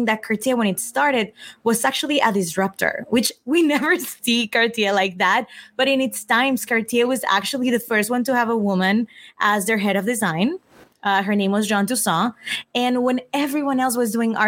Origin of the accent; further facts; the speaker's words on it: Mexico; moved away; also born or lived in Italy; I grew up in Mexico.